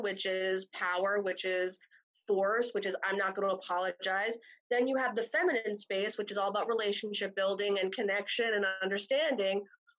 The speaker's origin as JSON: {"language": "English", "region": "New Jersey", "country": "United States", "said": "I'm from New Jersey."}